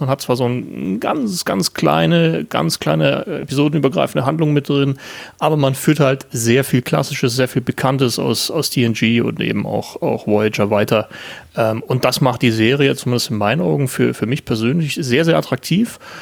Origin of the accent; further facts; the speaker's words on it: Landshut, Bavaria, Germany; aus dem tiefsten Niederbayern, aus Landshut oder beziehungsweise aus der Nähe von Landshut